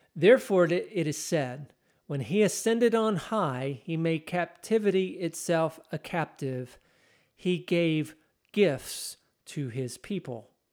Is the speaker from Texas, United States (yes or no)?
yes; Texas, United States; I'm Texan.